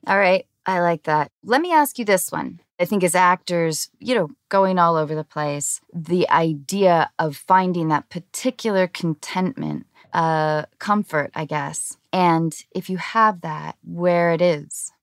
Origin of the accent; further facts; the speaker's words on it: Seattle, Washington, United States; I grew up in Seattle, so we had eight months of dreary rain